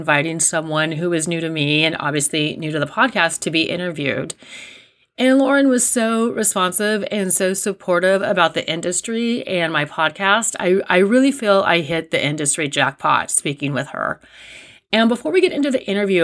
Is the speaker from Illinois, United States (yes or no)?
no; Riverbank, California, United States; I grew up in Riverbank